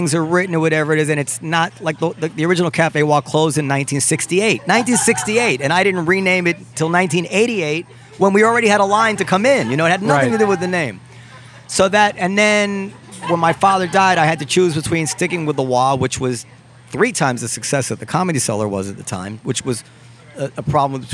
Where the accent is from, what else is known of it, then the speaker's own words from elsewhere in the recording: Ardsley, New York, United States; I grew up in Ardsley, which is a town in Westchester